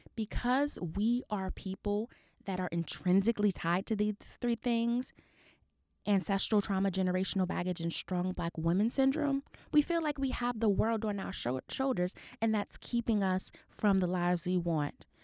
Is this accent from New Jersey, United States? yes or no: yes; New Jersey, United States; I'm a girl from Jersey.